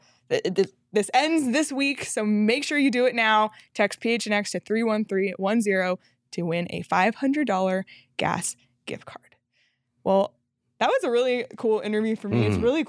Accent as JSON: {"language": "English", "town": "Toronto", "region": "Ontario", "country": "Canada", "said": "I'm from Toronto."}